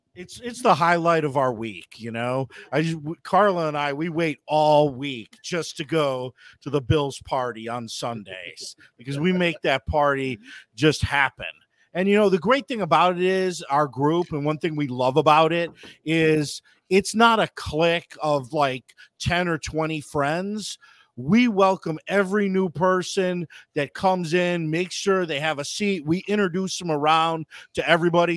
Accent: Buffalo, New York, United States; moved away as an adult; now in Baton Rouge, United States; grew up in the Elmwood uh, Village and just a diehard Buffalo

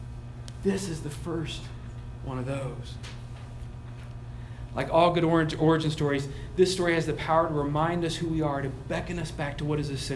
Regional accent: Chicago, Illinois, United States; I'm from Chicago

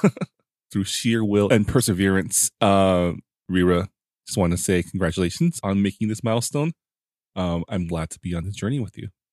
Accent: San Gabriel Valley, California, United States; I grew up in the San Gabriel Valley

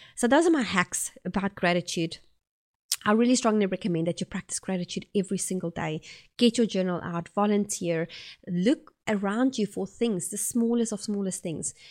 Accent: South Africa; accent: South African; moved away as an adult; now in Oxford, New Zealand; I'm originally from South Africa and I have been living here in New Zealand for about eight years

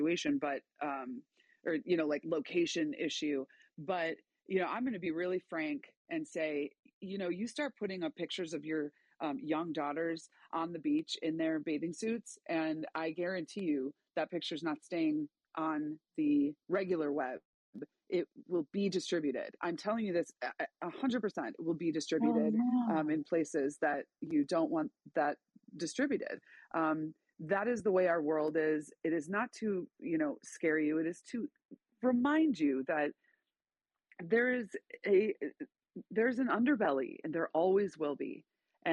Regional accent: Chicago, Illinois, United States; moved away as an adult; now in Boise, United States; For the first 28 years, I'm living in one of the, I think it is the most deadly cities in the country

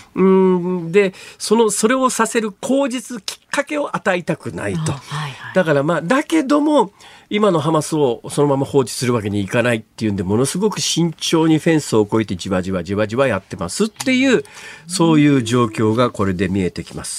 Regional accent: Iruma, Saitama, Japan; moved away as an adult; also born or lived in Gifu Prefecture; 小学校上がる1年前から大学卒業するまでが、基本いわゆる青春時代とか幼少期であるとかの鮮烈な記憶が残っているのは埼玉県の入間というところ

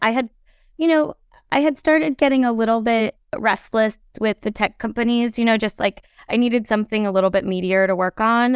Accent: Oregon, United States; I grew up in Oregon

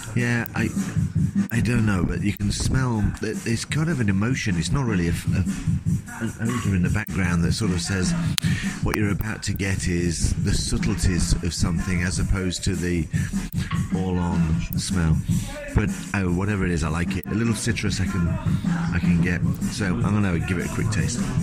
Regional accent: England, United Kingdom; I'm an English guy

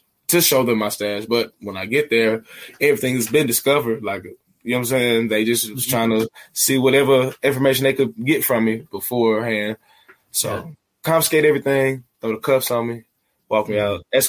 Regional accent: Atlanta, Georgia, United States; moved away as an adult; also born or lived in Beijing; I'm from Atlanta, bro. This Atlanta's the city of finesse

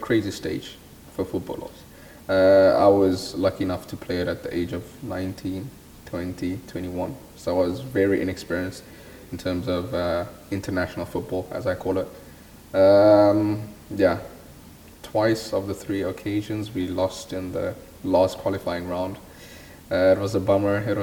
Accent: South Africa; also born or lived in Denmark; now in France; as South Africans, we don't get to play in major tournaments such as these abroad

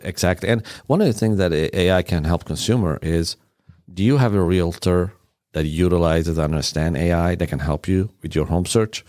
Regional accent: Iran; English is a second language; also born or lived in Sweden / Germany; now in United States; I was born in Iran.

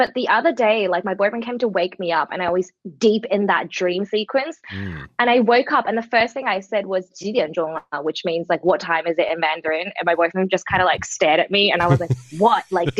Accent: Melbourne, Victoria, Australia; also born or lived in Shanghai; So I was born and raised in Melbourne. I'm a Chinese-born Australian, so I speak Mandarin and Shanghainese, and ever since I grew up, I always kind of maintained that culture at home.

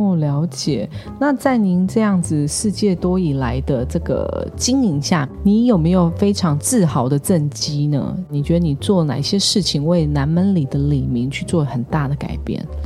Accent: Taoyuan, Taiwan; 我们桃园人最爱逛的南门市场

